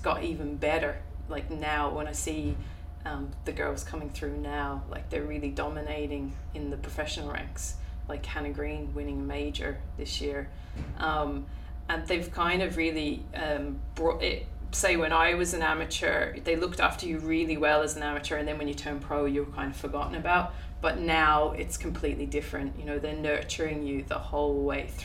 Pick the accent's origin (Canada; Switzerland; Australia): Australia; Adelaide, South Australia; moved away as an adult; now in Ireland; Adelaide. I was born in Adelaide, yeah, and lived there for about, I think it was 15 years, 16